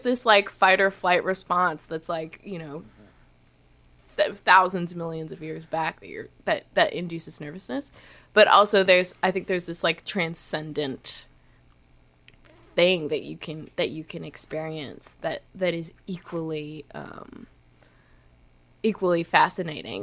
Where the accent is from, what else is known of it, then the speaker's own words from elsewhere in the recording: Canada; feeling like so Canadian